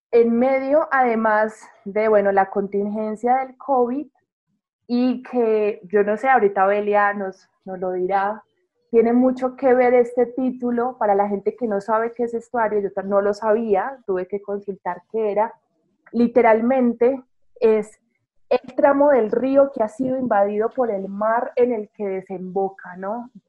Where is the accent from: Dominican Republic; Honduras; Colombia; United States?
Colombia; Rionegro, Antioquia; born there; a los que vivimos en Bogotá, a los que nacimos en Río Negro